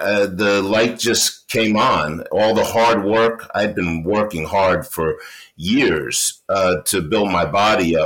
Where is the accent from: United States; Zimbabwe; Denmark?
United States; New York City, New York; also born or lived in St. Thomas, US Virgin Islands; she decided that she was going to bring me back to New York, where she was from. So we went back to New York